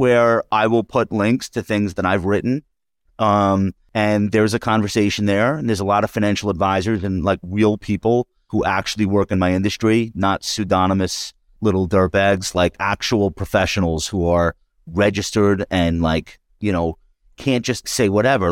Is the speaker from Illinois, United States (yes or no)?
no; Long Island, New York, United States; we're both from Long Island